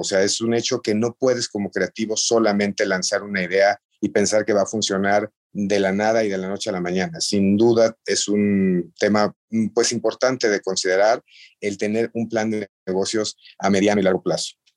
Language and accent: Spanish; Mexico; como mexicanos